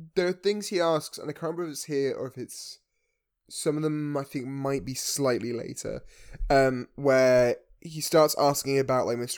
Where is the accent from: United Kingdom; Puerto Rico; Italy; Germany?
United Kingdom; as British people